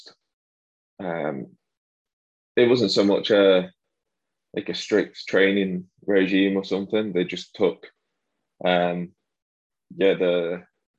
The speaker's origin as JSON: {"language": "English", "town": "Wigan", "region": "North West England", "country": "United Kingdom", "tie": "born or raised there", "also_born_or_lived": "Wilmslow", "said": "where I grew up in Wigan"}